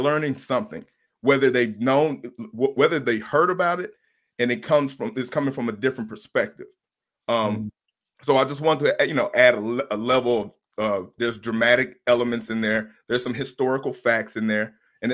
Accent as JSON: {"language": "English", "region": "the South", "country": "United States", "said": "I'm from the South, so I'm a grill master."}